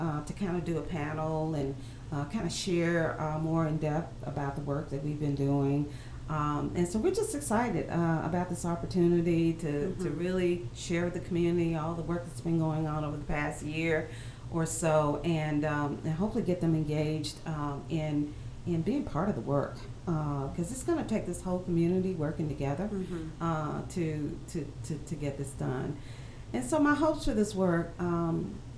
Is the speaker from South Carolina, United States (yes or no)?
yes; Greenville, South Carolina, United States; my hometown